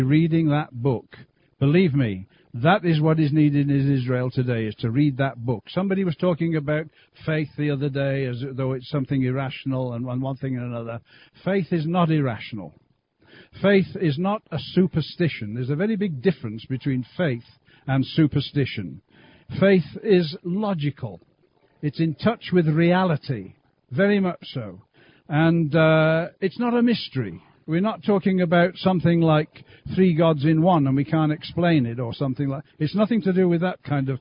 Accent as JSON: {"language": "English", "town": "Birmingham", "region": "West Midlands", "country": "United Kingdom", "tie": "born or raised there", "moved": "as an adult", "lives_now": "Canada", "said": "We lived in Great Britain for, since I was born, really, I guess, up until we came out to Canada. So Birmingham area"}